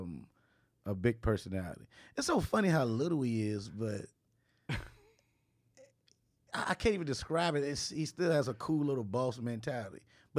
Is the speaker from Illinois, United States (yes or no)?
yes; Chicago, Illinois, United States; now in Los Angeles, United States; I mean, I'm from Chicago, so, you know, I know about cold